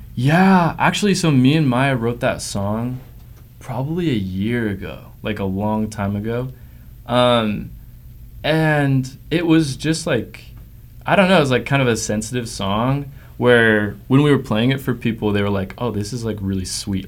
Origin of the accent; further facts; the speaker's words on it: Provo, Utah, United States; I grew up in Provo, Utah, the Dirty P